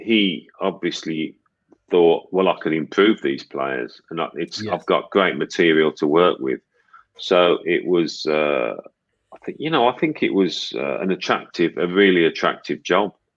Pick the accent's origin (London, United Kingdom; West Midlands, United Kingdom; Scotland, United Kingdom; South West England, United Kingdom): West Midlands, United Kingdom; Birmingham; I'm from Birmingham.